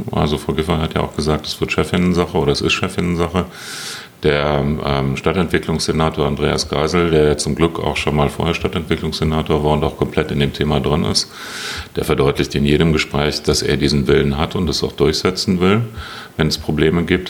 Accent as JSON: {"language": "German", "region": "Berlin", "country": "Germany", "said": "wir als Berliner"}